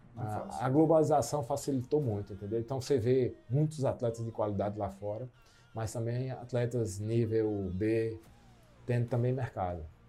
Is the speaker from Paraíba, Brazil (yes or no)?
yes; João Pessoa, Paraíba, Brazil; de um clube mais tradicional de João Pessoa, cidade onde eu nasci